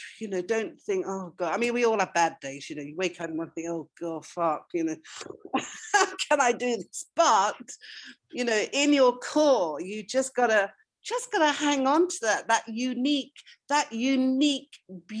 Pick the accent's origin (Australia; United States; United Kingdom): United Kingdom; North West England; So I was brought up in a small working class mill town in Lancashire. As you can hear from my accent, it's true, I completely reinvented myself.